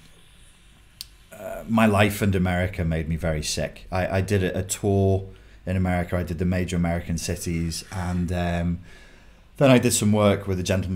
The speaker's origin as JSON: {"language": "English", "region": "England", "country": "United Kingdom", "accent": "English", "said": "English guy with my accent"}